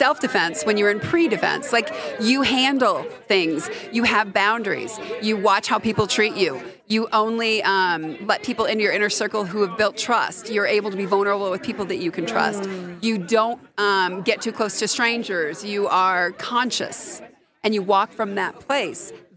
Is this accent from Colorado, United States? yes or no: yes; Colorado Springs, Colorado, United States; I grew up in Colorado Springs